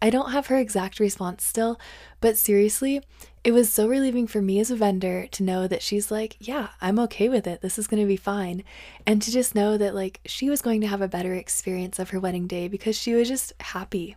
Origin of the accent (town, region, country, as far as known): northern Colorado, United States; born or raised there